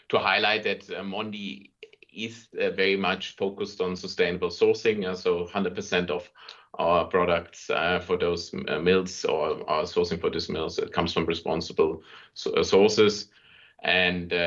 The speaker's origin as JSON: {"language": "English", "country": "Germany", "moved": "as an adult", "lives_now": "Vienna, Austria", "said": "I'm originally from Germany and moved here 1998, and in this regard, so I'm an emigrated German in Austria"}